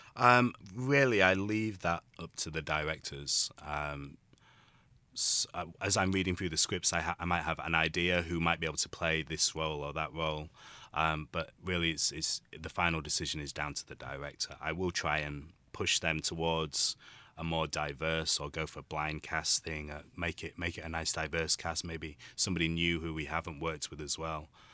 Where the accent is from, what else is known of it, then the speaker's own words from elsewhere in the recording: Yorkshire and the Humber, United Kingdom; now in Taiwan; I'm from the U K, uh, from a place called Yorkshire